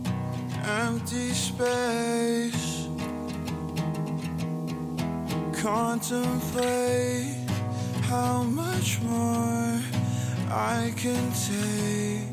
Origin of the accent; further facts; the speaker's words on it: Orem, Utah, United States; I'm from Utah, Orem to be exact